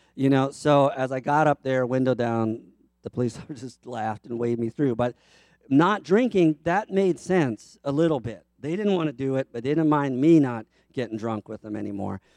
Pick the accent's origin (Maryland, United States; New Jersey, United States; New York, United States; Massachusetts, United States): Maryland, United States; Baltimore; moved away; also born or lived in Chicago; I am from Baltimore